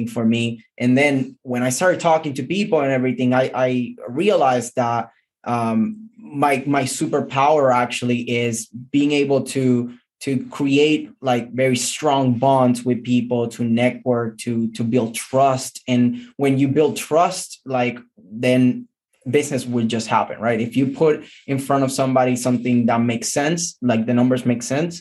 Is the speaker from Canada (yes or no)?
no; Puerto Rico; moved away as an adult; now in United States; I'm originally from Puerto Rico, Air Force veteran, military veteran like Jason.